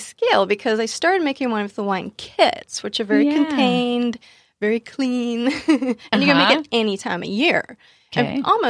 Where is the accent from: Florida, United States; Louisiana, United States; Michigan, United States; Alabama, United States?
Alabama, United States; Huntsville; Well, funny thing, I grew up in the South.